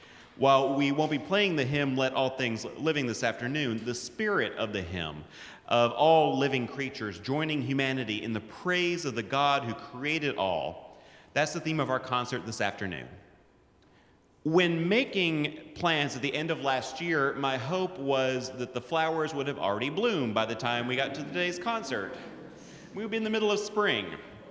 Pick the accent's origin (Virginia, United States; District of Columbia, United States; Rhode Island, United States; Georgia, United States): Georgia, United States; Atlanta; moved away as an adult; now in New Jersey, United States; I'm originally from Atlanta, Georgia, where I started the handbell choir at my home church, Morningside Presbyterian.